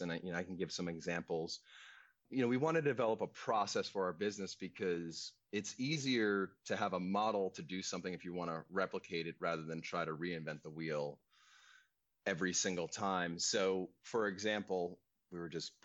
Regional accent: Long Island, New York, United States; now in California, United States; I grew up on Long Island, so it's a 30-mile width island

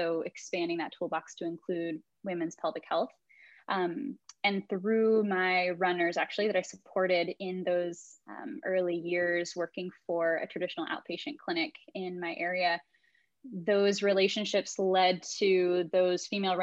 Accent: Southern California, United States; also born or lived in Dallas, Texas; I am a Southern California gal, pretty much born and raised. I was technically born in Dallas, but 6 months after that, my parents moved to Southern California.

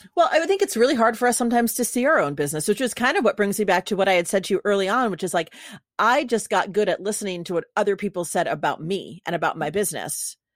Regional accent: New York, United States; now in California, United States; I'm from New York, but so like, and I'm in California

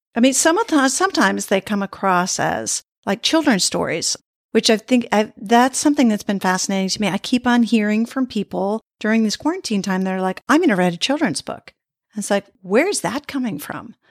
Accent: United States; moved away; also born or lived in Sweden; I was became Swedish after living there for many years, but I'm American by birth.

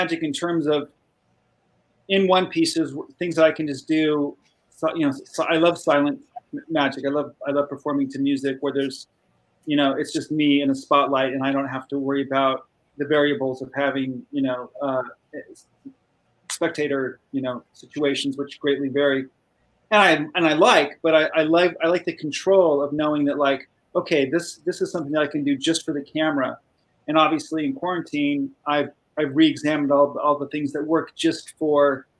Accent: Burbank, California, United States; I grew up in Burbank, California, not far from where I'm at now

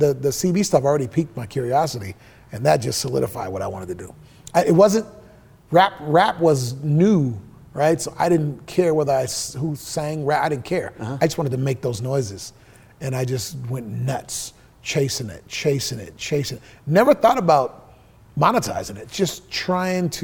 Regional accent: Seattle, Washington, United States; I was born in the Rainier Vista.

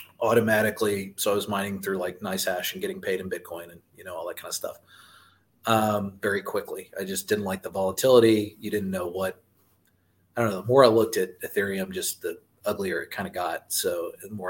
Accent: Austin, Texas, United States; now in Round Rock, United States; I'm from Austin because I was originally

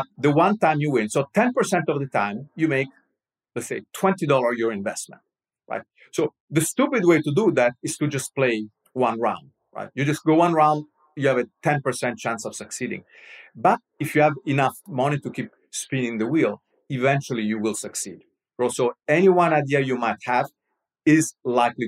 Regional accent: Rome, Lazio, Italy; I'm Roman. I'm from Rome.

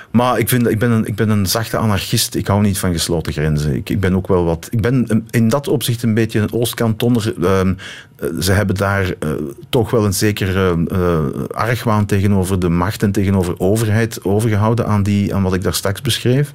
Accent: Limburg, Flanders, Belgium; moved away; also born or lived in East Cantons; wij als kind in de Limburg

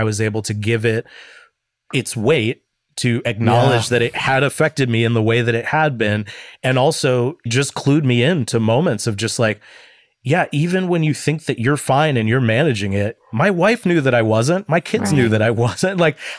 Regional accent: Midwest, United States; I'm from the Midwest. Like, you just kind of shove your problems down and smile and be nice to everybody.

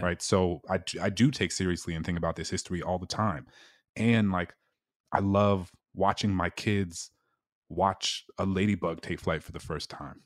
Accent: New Orleans, Louisiana, United States; my hometown in New Orleans

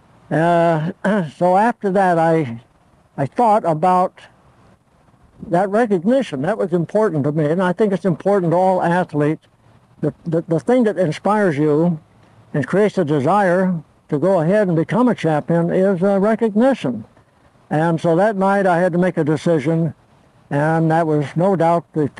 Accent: Torrance, California, United States; first language Italian; English is a second language; also born or lived in Olean, New York; I was born January 26, 1917 in Olean, New York. I moved to California for my health. I had pneumonia. And so ever since I was 2 years old, I lived in Torrance, California

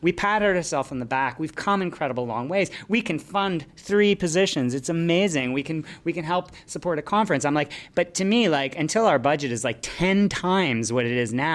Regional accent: Canada; moved away as an adult; also born or lived in New Zealand; I'm a Canadian by birth, but I was in New Zealand for 10 years

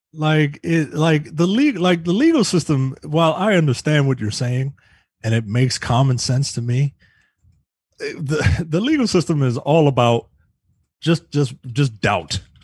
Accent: United States; I'm American obviously

